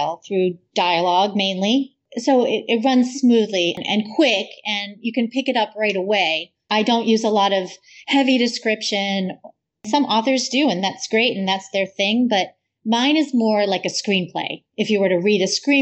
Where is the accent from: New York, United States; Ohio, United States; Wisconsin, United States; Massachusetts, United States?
Massachusetts, United States; I grew up in Massachusetts.